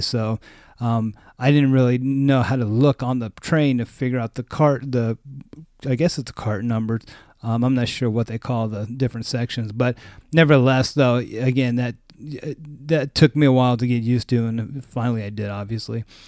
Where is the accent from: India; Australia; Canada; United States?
United States; West Coast of the US; I'm from the West Coast of the U S, so there's not a lot of trains out here